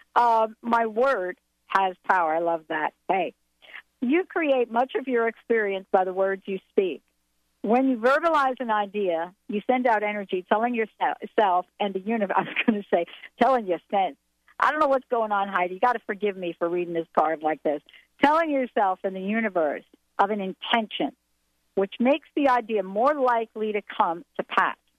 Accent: New Jersey, United States; now in Washington, United States; I'm from New Jersey.

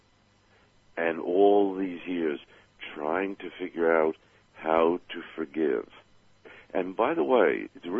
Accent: New York City, New York, United States; I grew up back in Brooklyn, New York, when we still had the Dodgers

